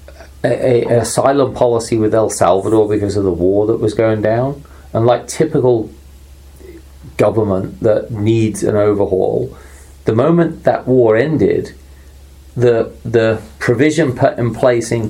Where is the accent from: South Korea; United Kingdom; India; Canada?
United Kingdom; England; moved away as an adult; now in United States; growing up in England